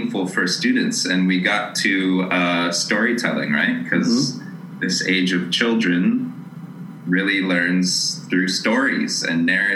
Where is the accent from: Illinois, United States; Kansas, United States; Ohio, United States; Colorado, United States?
Colorado, United States; Aurora; I'm originally from Aurora, Colorado, suburb of Denver